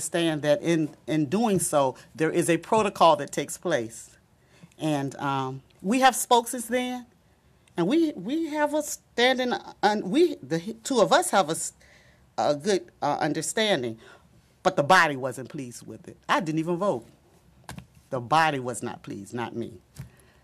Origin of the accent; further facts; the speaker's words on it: Norfolk, Virginia, United States; moved away as an adult; I was born in the Campostella area, actually on Selden and on Selden Avenue on the corner of Selden, and I now live on Hatton Street, back at the house where my mother was born in Campostella